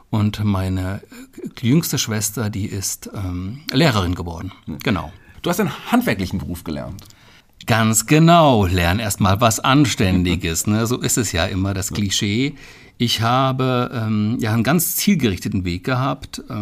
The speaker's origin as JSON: {"language": "German", "region": "Hesse", "country": "Germany", "tie": "born or raised there", "said": "Klar, ich bin noch auf Biber äh, groß geworden, wobei groß geworden in meinem Falle ja nicht die richtige Bezeichnung ist. Ich bin dort aufgewachsen."}